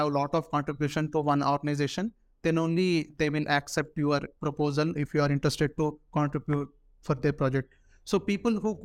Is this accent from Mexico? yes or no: no; Hyderabad, Telangana, India; also born or lived in Jalandhar, Punjab; So when I back to my hometown, Hyderabad, here, when I was going to LPU